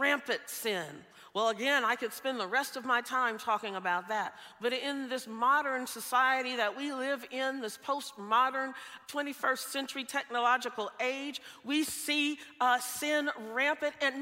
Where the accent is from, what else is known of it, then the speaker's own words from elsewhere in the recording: the South, United States; moved away; I grew up in the South. I grew up in what's known as Tornado Alley